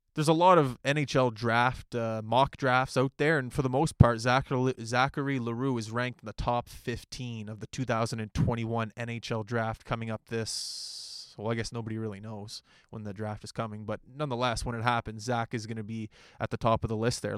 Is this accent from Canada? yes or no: yes; Halifax, Nova Scotia, Canada; I skated in Halifax